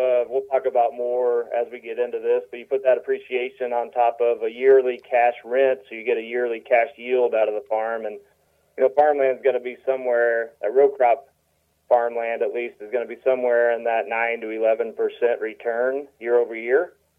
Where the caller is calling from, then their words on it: Illinois, United States; I am just outside of St. Louis on the Illinois side of the river.